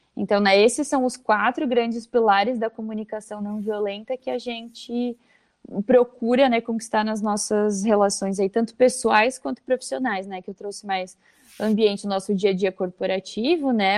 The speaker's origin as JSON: {"language": "Portuguese", "area": "Vale do Itajaí", "region": "Santa Catarina", "country": "Brazil", "said": "sou de Santa Catarina mesmo, aqui do Vale do Itajaí"}